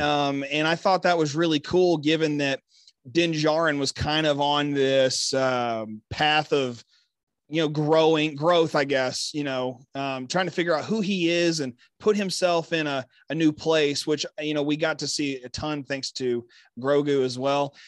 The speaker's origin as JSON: {"language": "English", "region": "Texas", "country": "United States", "said": "I'm here repping just my home state"}